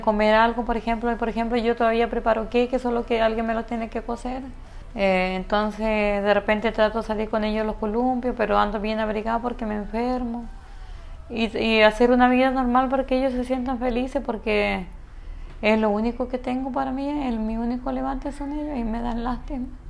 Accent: Coyhaique, Aysén, Chile; en Coyhaique donde yo nací

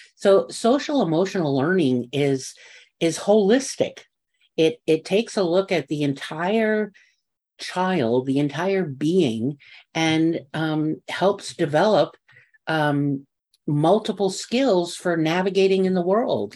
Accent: New York, United States; I'm from New York and I can talk fast

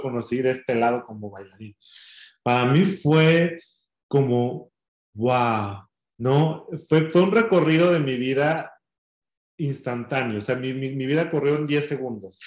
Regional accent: San Jerónimo de Juárez, Guerrero, Mexico; moved away as an adult; also born or lived in Acapulco; now in Colorado, United States; yo salí de mi pueblo, soy de San Jerónimo de Juárez Guerrero, eh, un pueblito hermoso, y después me fui a la ciudad de Acapulco a estudiar mi carrera

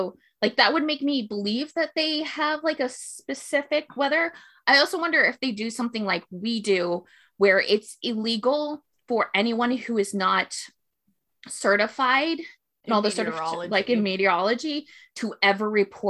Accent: Florida, United States; born or raised there; now in South Korea

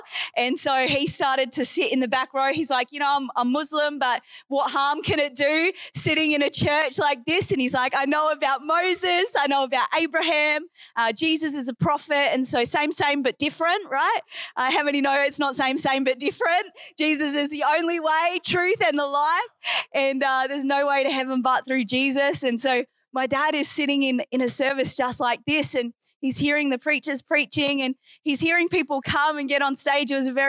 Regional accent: New Zealand; accent: Aussie; now in Australia; Don't let my Aussie accent fool you. I did actually grow up in New Zealand. I'm a Kiwi at heart, so go All Blacks and all that. Grew up in New Zealand and now I'm permanently based in Australia

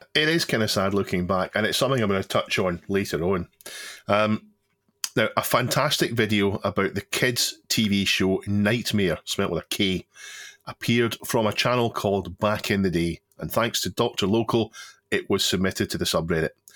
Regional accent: United Kingdom; the T V that we grew up with in Britain

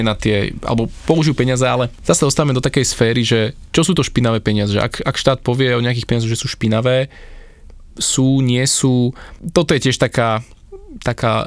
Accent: Slovakia; my tu na Slovensku

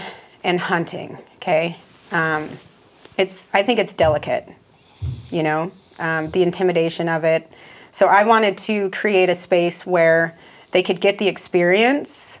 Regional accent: Philipsburg, Montana, United States; I grew up in Phillipsburg, Montana. It's a town of 900

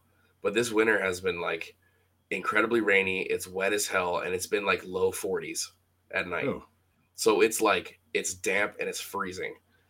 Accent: Hawaii, United States; moved away; I'm from Hawaii.

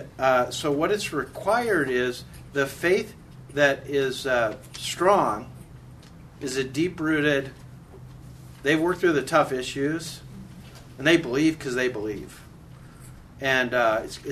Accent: Canada; moved away as an adult; now in United States; I'm a Canadian. I did not move here until I was 36

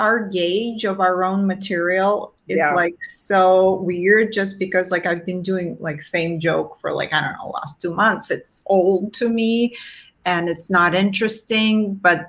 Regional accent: Russia; moved away; growing up in Soviet Russia with no feminine sanitary products

